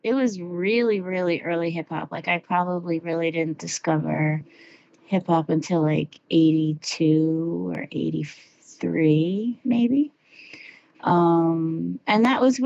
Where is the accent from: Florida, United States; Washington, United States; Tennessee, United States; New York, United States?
New York, United States; Long Island; where I grew up in New York was on Long Island